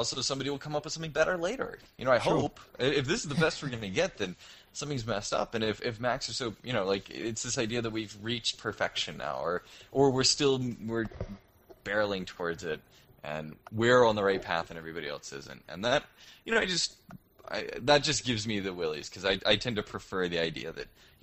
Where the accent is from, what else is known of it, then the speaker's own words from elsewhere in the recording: United States; moved away as an adult; now in Toronto, Canada; Unspace is the company I work for here in Toronto. It's the reason I'm an American who's stuck up in the cold